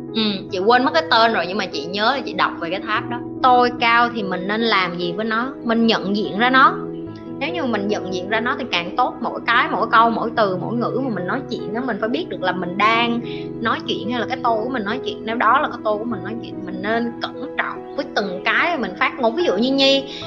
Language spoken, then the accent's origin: Vietnamese; Vietnam